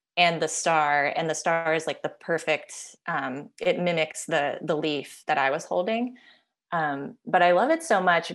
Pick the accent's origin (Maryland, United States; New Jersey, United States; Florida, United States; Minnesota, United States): Maryland, United States; Silver Spring; now in Los Angeles, United States; Now I'm in Los Angeles, and dad is still in the same house where I grew up in Silver Spring, Maryland